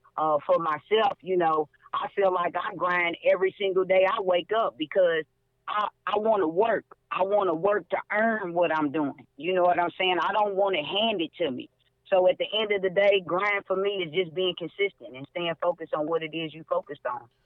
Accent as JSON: {"language": "English", "town": "Louisville", "region": "Kentucky", "country": "United States", "tie": "born or raised there", "said": "my hometown, Louisville, Kentucky"}